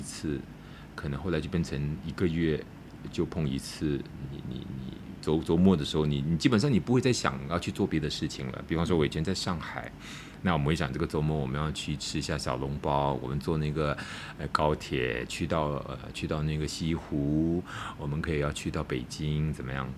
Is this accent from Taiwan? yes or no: no; Malacca, Malaysia; moved away as an adult; also born or lived in Kuala Lumpur; 我回到马六甲